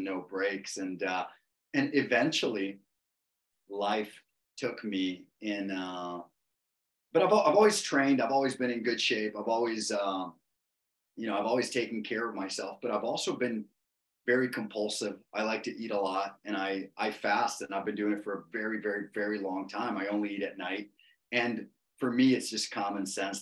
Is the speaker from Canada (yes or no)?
no; Costa Rica; I'm from Costa Rica